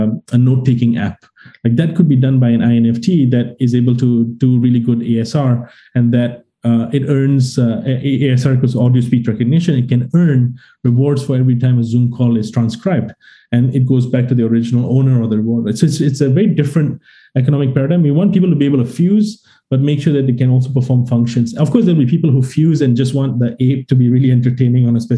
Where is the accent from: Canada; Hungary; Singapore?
Singapore; I'm Singaporean